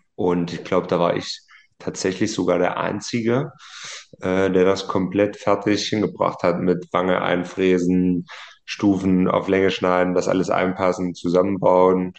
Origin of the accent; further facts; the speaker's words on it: Martinfeld, Thuringia, Germany; Und dann sind wir quasi von meinem Nachbarort dann mit dem Autokorso rüber in meinen Heimatort